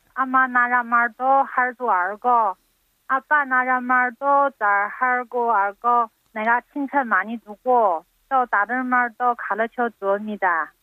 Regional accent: China; Korean is a second language; moved away as an adult; now in South Korea; 저는 또 중국 사람이 한국말 모르니까

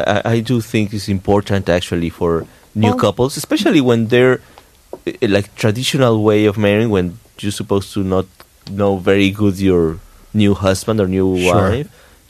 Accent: Mexico; moved away; since I'm from Mexico

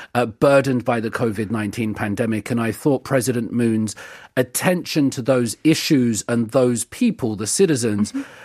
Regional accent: United Kingdom; growing up in the United Kingdom

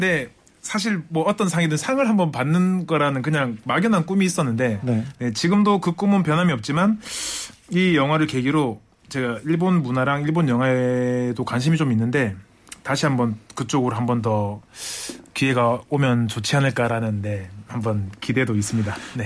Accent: Busan, South Korea; moved away as an adult; now in Seoul, South Korea; 제가 사실 부산 출신인데 서울말을

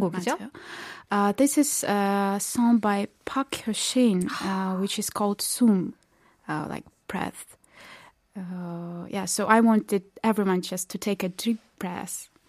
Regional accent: Belarus; moved away as an adult; now in South Korea; I'm from Belarus

